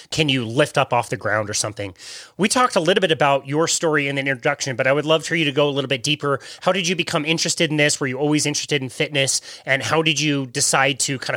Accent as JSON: {"language": "English", "town": "Salt Lake City", "region": "Utah", "country": "United States", "tie": "born or raised there", "said": "well, I grew up in Salt Lake City. Um, we're just here in the Wasatch Mountains um, in Salt Lake, and so we hosted the Olympics in 2002, which was great because when they did that, they started to build a lot more rinks in my area."}